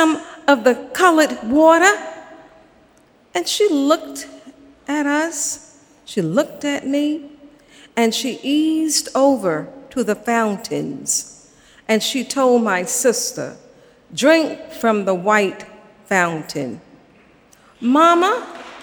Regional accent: Savannah, Georgia, United States; I grew up in Savannah, Georgia

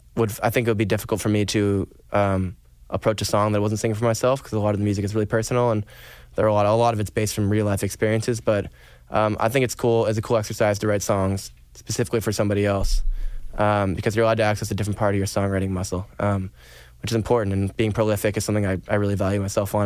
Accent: Stratford, Vermont, United States; I'm from Stratford, Vermont

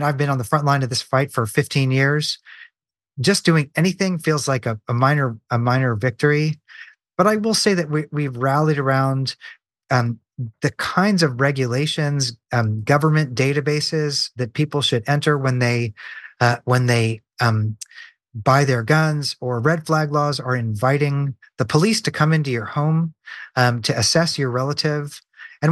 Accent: Nashville, Tennessee, United States; my hometown, Nashville, Tennessee

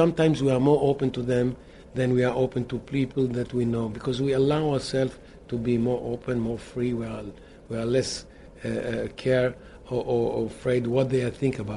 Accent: Israel; we are from Israel, remote Israel

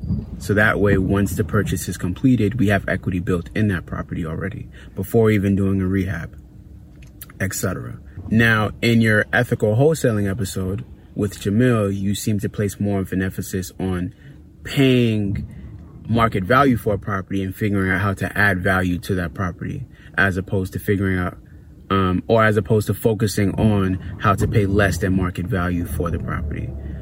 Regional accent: Brooklyn, New York, United States; from Brooklyn and looking forward to hearing from you.

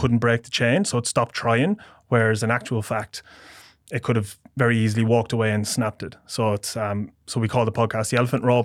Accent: Portlaoise, Leinster, Ireland; moved away as an adult; now in Australia; Midlands, my hometown, a place called Port Leash

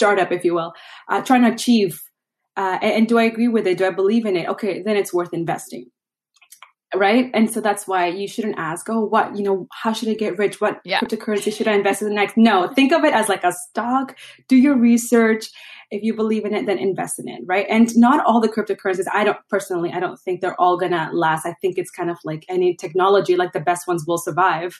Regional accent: Venezuela; moved away; I'm originally from Venezuela

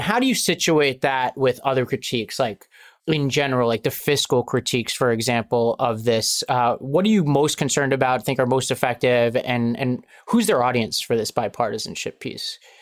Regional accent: New York City, New York, United States; I grew up in Staten Island, New York, which is a, a big Italian American community

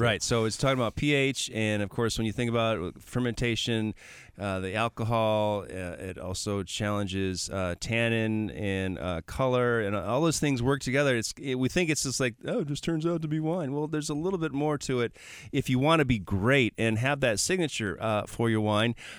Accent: Milwaukee, Wisconsin, United States; I'm from Milwaukee

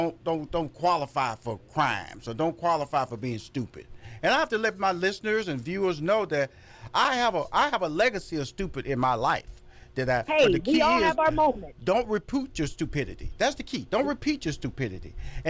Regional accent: Houston, Texas, United States; now in New York City, United States; I'm originally from Houston, Texas, but I lived on the Upper East Side, 86 and 1st.

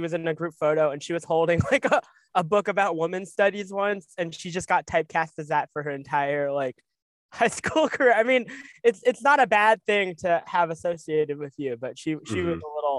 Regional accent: New York City, New York, United States; also born or lived in Long Island; born and raised in New York City.

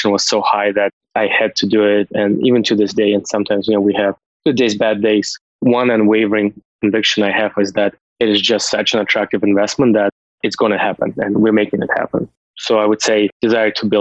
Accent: Russia; moved away as an adult; also born or lived in United States; now in Canada; I was born and raised in Soviet Union

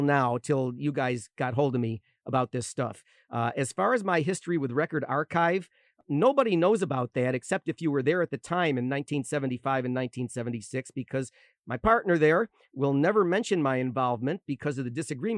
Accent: Rochester, New York, United States; moved away as an adult; I was born in Rochester. I spent my first 38 years living there

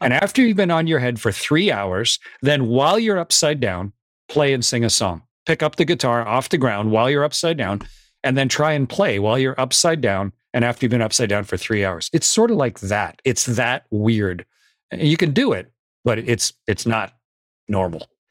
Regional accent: Canada; I was a test pilot with the U S Air Force and the U S Navy as a Canadian.

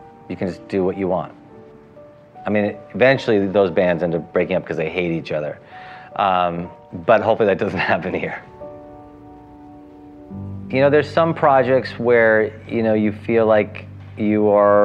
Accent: New Jersey, United States; also born or lived in India; I grew up in Jersey after India

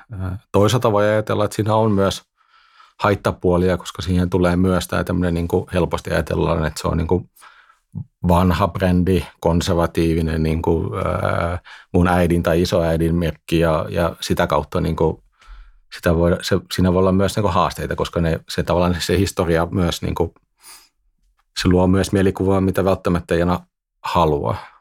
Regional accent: Netherlands; moved away as an adult; now in Finland; mä oon syntynyt Hollannissa ja asuin siellä ja kävin siellä koulut

